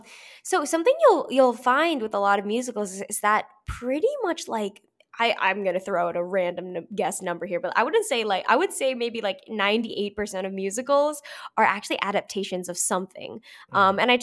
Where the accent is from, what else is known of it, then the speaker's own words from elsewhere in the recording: St. Louis, Missouri, United States; I grew up in St. Louis, Missouri, and it came around – it came to the Fox Theater, and so I went to see it.